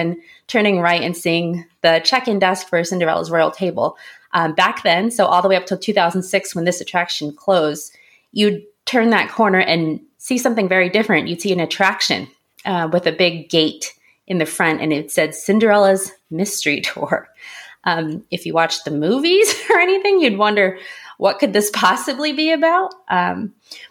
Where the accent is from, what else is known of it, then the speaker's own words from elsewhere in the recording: a suburb of Tokyo, Japan; moved away; also born or lived in South Korea; I was very lucky to grow up in a suburb of Tokyo